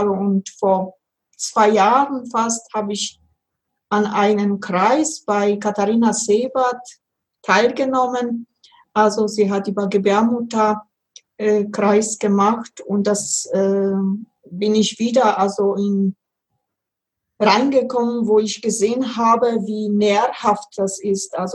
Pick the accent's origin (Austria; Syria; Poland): Poland; Upper Silesia; ich bin in Oberschlesien also geboren und äh, da war also, wenn ich so ein kleines Kind war, sieben, acht, da kann ich mich noch ganz gut erinnern.